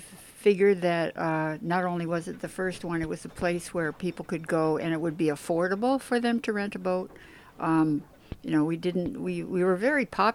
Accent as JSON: {"language": "English", "region": "Wisconsin", "country": "United States", "tie": "born or raised there", "also_born_or_lived": "Eureka / Sausalito", "moved": "yes", "said": "I was raised on lakes in Wisconsin."}